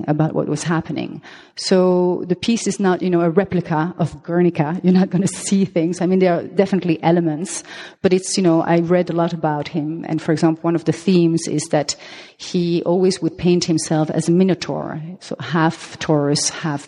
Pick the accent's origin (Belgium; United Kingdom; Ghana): Belgium; accent: French; first language French; English is a second language; also born or lived in Colombia; now in Amsterdam, Netherlands; I am half Belgian, half Colombian. Therefore, I have this, Latin name. But my mother tongue is French. That's the accent you hear